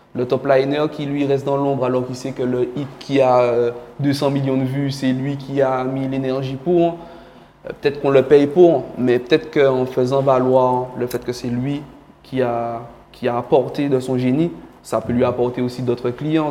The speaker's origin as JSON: {"language": "French", "country": "Guadeloupe", "also_born_or_lived": "Cameroon", "said": "je suis guadeloupéen d'adoption, mais je suis guadeloupéen."}